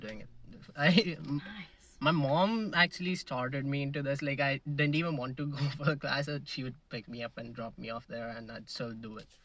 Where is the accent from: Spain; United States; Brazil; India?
India; Mumbai, Maharashtra; moved away as an adult; now in Canada; I'm from Mumbai